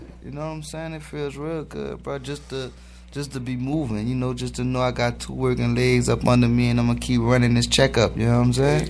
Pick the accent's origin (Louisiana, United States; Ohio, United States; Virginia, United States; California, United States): Louisiana, United States; New Orleans; I'm from New Orleans, man.